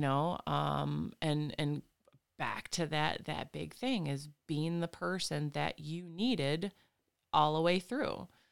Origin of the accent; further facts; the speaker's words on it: Flint, Michigan, United States; now in Lansing, United States; was born and raised in the Flint, Fenton, Linden